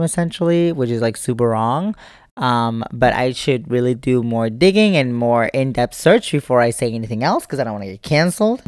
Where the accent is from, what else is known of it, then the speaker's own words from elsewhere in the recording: United States; as an American